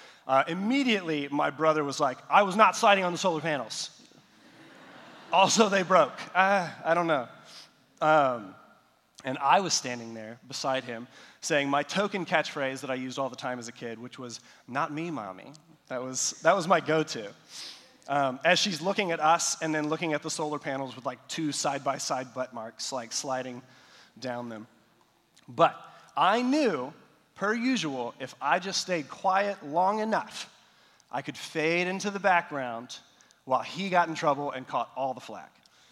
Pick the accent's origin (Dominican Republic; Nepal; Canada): Nepal; So I've mentioned before that I grew up in South Asia. And so in Nepal, all the houses, they have flat roofs, concrete buildings, and all that.